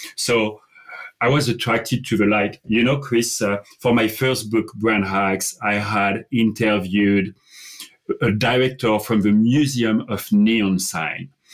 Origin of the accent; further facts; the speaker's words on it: France; English is a second language; moved away as an adult; also born or lived in London; I, I grew up in France and I spent the first 21 years of my life in France